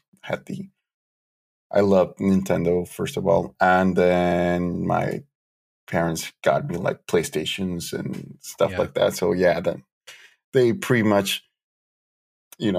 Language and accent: English; Mexico; moved away as an adult; now in Arizona, United States; I grew up close to the border